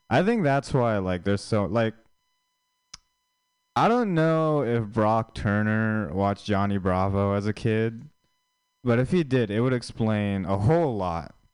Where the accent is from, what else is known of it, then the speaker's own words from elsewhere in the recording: India; yeah, I'm Indian, but I feel like I feel like Indian people they aren't seen as like traditionally attractive